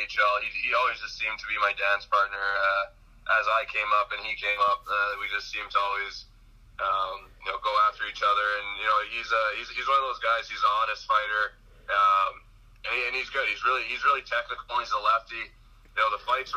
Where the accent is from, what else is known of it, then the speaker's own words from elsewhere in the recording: Winnipeg, Manitoba, Canada; I'm from Winnipeg